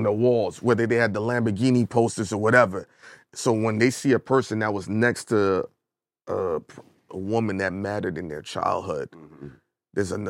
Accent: Brooklyn, New York, United States; I'm from Brooklyn.

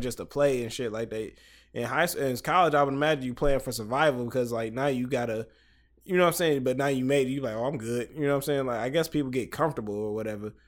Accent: Detroit, Michigan, United States; I'm from Detroit, Michigan

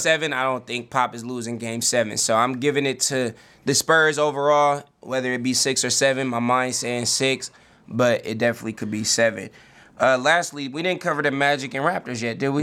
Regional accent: the Bay Area, California, United States; now in Portland, United States; I'm from the Bay, and I'm living out here

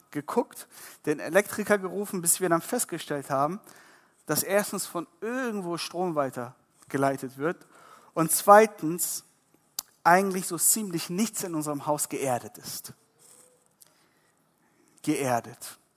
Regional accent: Iran; born there; Ihr müsst verstehen, ich bin gebürtiger Iraner.

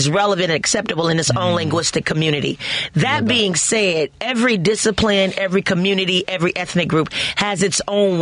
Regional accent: Chicago, Illinois, United States; I remember in Cabrini, like, the buildings had names

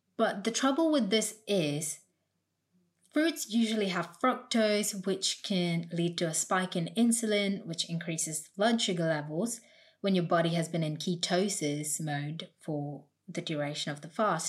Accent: India; now in United Kingdom; I grew up in India

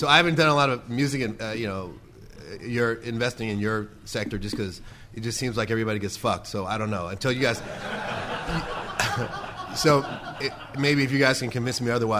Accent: Richmond, California, United States; also born or lived in East Coast; I'm from Richmond, California. I spent a lot of time on the East Coast.

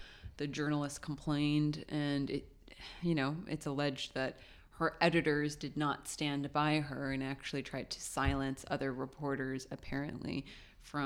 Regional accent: Lebanon; Lebanon, which is my home country

